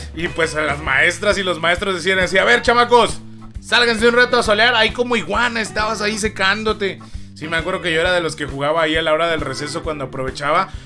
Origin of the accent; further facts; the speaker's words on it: Matamoros, Chiapas, Mexico; Matamoro se llama mi pueblo, aquí de Carranza, de, Chiapas